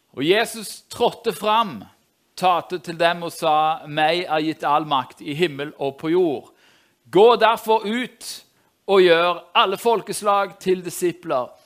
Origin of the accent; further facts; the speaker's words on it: Norway; jeg er jo nordmann, jeg òg